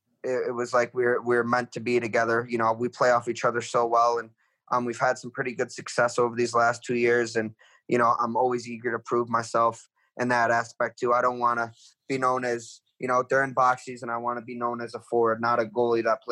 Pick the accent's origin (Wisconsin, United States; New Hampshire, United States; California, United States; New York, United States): New York, United States; an hour from Buffalo; here I am in Buffalo, New York, an hour away from where I grew up